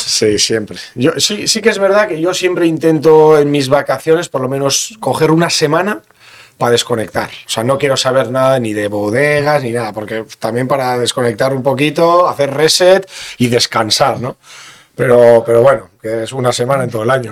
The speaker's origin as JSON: {"language": "Spanish", "town": "Bergara", "region": "Basque Country", "country": "Spain", "tie": "born or raised there", "also_born_or_lived": "Begoña, Bilbao", "said": "soy de Vergara y me siento de Vergara porque toda la vida he vivido en Vergara"}